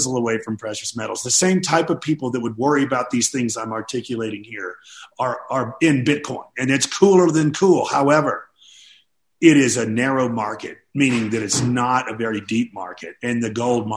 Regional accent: Nashville, Tennessee, United States; my hometown of Nashville, Tennessee, which is booming

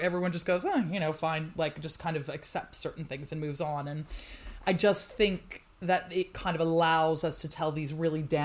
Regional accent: United States; now in United Kingdom; I'm, as you can tell from my accent, originally from the States, and I live in the UK now

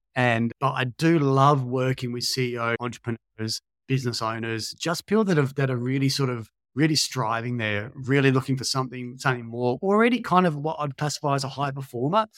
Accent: Australia; moved away as an adult; also born or lived in Sweden; worked there as an Aussie personal trainer

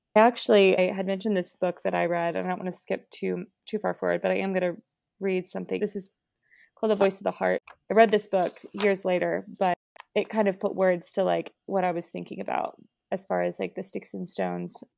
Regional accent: Springfield, United States; moved away as an adult; I grew up in Springfield. I lived there, you know, my whole life

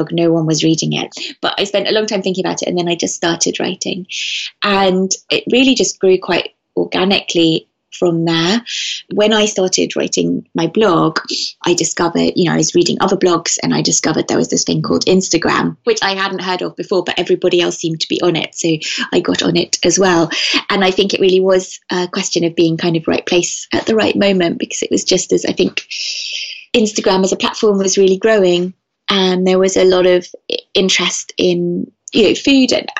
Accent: Venice, Veneto, Italy; also born or lived in London; I grew up in Venice, and I live now in Venice half the year and in London the rest of the year.

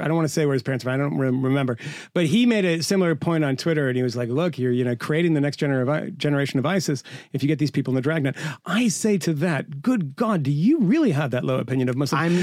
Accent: United States; I'm an American myself

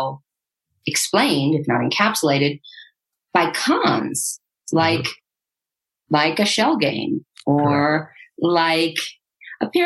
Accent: Santa Barbara, California, United States; I'm from Santa Barbara

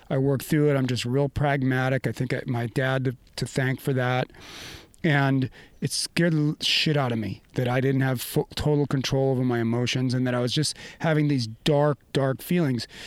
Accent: Maine, United States; moved away; we grew up in Maine, and my family deep skiing roots

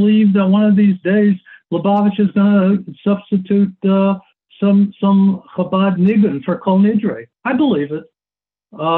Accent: United States; as an American, and I guess I can call myself an American

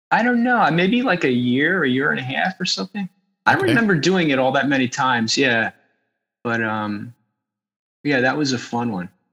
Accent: New Jersey, United States; also born or lived in Philadelphia; I was born in Philadelphia and I grew up uh, like right over the river in South Jersey.

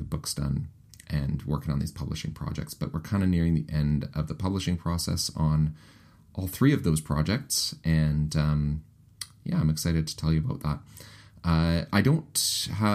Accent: Winnipeg, Manitoba, Canada; accent: Canadianisms; Ross and I are both actually from Winnipeg, but we're both Canadian.

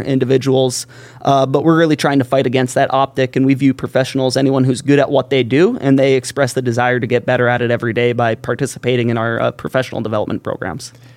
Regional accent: Valley City, North Dakota, United States; moved away as an adult; now in Grand Forks, United States; grew up in Valley City, came to Grand Forks a lot.

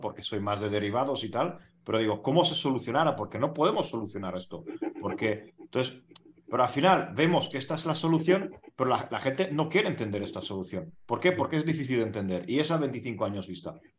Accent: Hungary; en mi país

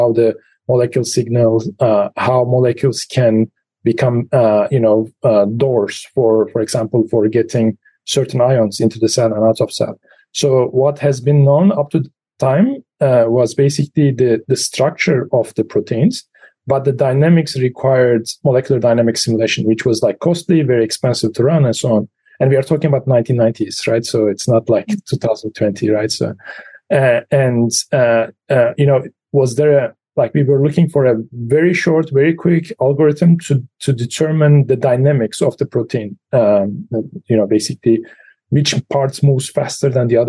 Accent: Turkey; moved away as an adult; also born or lived in Pittsburgh, United States / Los Alamos, United States / Germany; now in State College, United States; I was grown in Turkey until the age of 23.

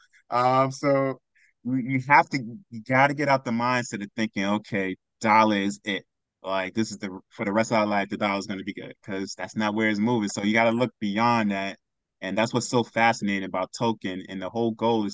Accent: New York, United States; I'm from New York

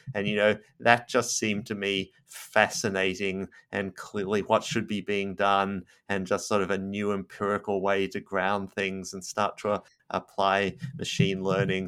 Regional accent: Australia; moved away as an adult; now in United States; I'm Australian

